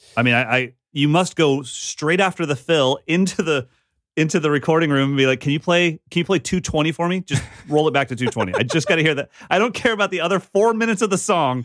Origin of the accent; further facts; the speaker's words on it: Sacramento, California, United States; growing up in Sacramento with Abe Cunningham